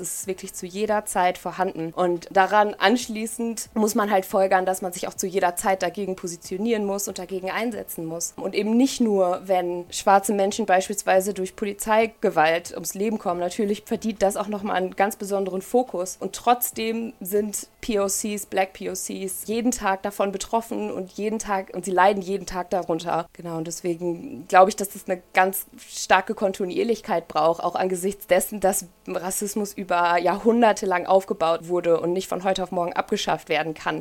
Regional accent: Ahlen, North Rhine-Westphalia, Germany; now in Paderborn, Germany; Ich bin in Aalen aufgewachsen, in der Nähe von Münster

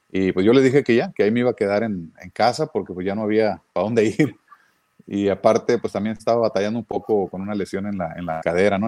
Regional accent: Mexico; moved away; como mexicano

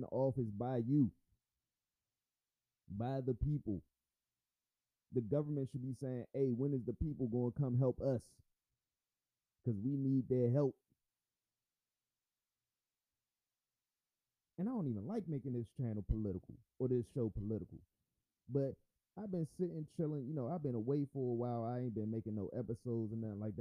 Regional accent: United States; I am an American, first and foremost

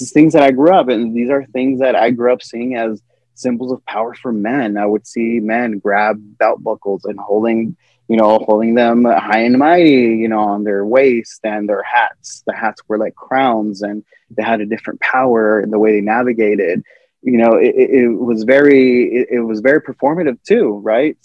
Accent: El Paso, Texas, United States; also born or lived in Ciudad Juarez; I'm from El Paso, I'm from Ciudad Juarez not so long ago

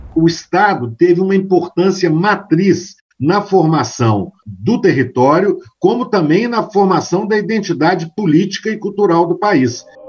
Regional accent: Diamantina, Minas Gerais, Brazil; eu sou natural de Diamantina, né, uma cidade histórica

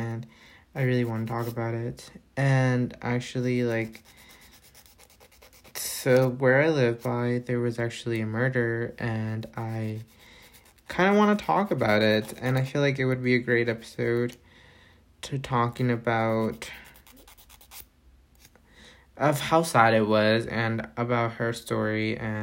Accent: Concord, North Carolina, United States; also born or lived in Provo, Utah / State of Mexico, Mexico; now in Utah, United States; I grew up in North Carolina. I was born in Provo, Utah, but I was raised, so to me, like, I consider North Carolina home to me

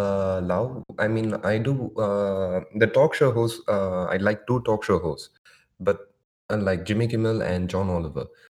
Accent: India; like, I'm from India. Like, we are used to this much of craziness.

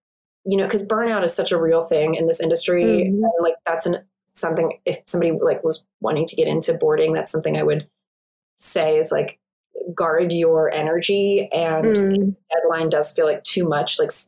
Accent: East Coast, United States; It's like, I'm from the East Coast and moving out here.

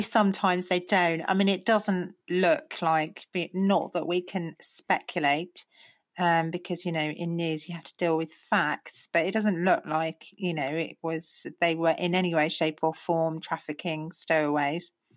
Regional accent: United Kingdom; as British people

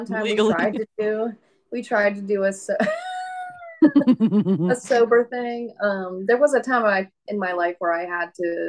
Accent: Pittsburgh, Pennsylvania, United States; moved away as an adult; now in Phoenix, United States; I am currently a travel nurse. I am from Pittsburgh, PA, but I'm currently on assignment in Phoenix, Arizona. I've been out here since last November

